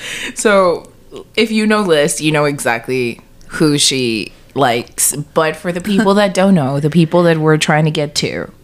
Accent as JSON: {"language": "English", "region": "South Texas", "country": "United States", "tie": "born or raised there", "said": "we're from Texas. So very South Texas, where people are very passionate about the Cowboys."}